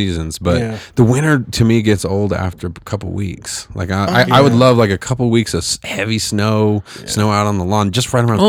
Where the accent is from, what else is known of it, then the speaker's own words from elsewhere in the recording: Fresno, California, United States; now in Colorado, United States; I'm from Fresno, California.